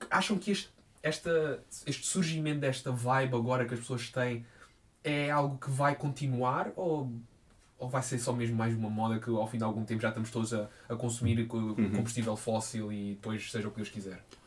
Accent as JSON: {"language": "Portuguese", "town": "Quarteira", "region": "Algarve", "country": "Portugal", "moved": "yes", "lives_now": "Lisbon, Portugal", "said": "da cidade onde eu sou, de Quarteira"}